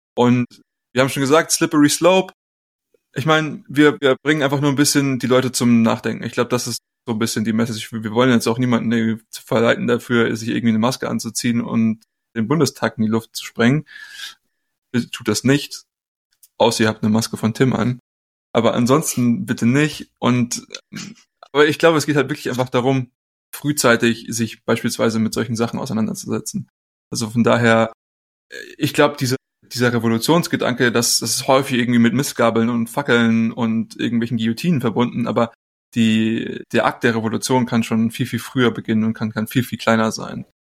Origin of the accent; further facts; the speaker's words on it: Germany; moved away; wir als Deutsche